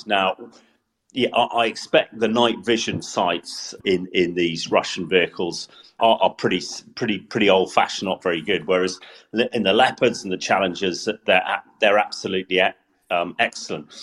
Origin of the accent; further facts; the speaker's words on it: Salisbury, South West England, United Kingdom; Salisbury, my hometown